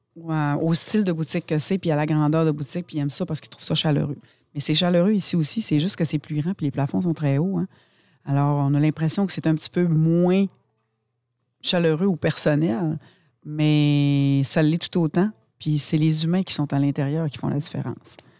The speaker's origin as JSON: {"language": "French", "town": "Saguenay", "region": "Quebec", "country": "Canada", "said": "en tant que Québécois, en tant que Canadien, en tant que Saguenayen"}